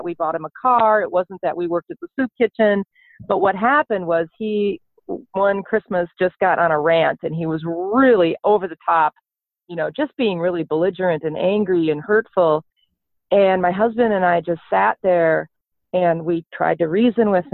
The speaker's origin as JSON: {"language": "English", "town": "South Milwaukee", "region": "Wisconsin", "country": "United States", "tie": "born or raised there", "moved": "yes", "lives_now": "Minnesota, United States", "said": "I grew up in Milwaukee, South Milwaukee"}